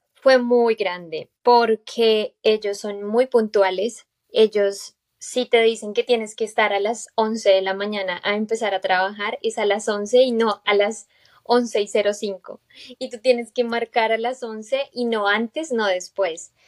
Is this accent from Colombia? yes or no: yes; Bogotá, Colombia; moved away as an adult; now in United States; yo soy de Bogotá